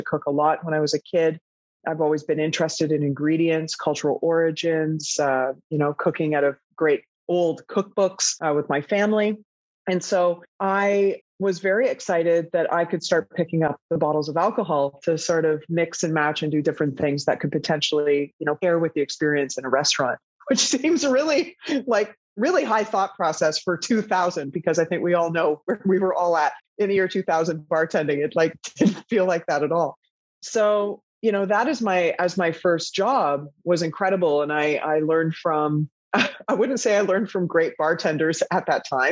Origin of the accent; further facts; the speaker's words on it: Toronto, Ontario, Canada; moved away as an adult; also born or lived in Vancouver, Canada; now in Amsterdam, Netherlands; I was working in a fast food shop in Toronto, Ontario, in Canada, where I'm from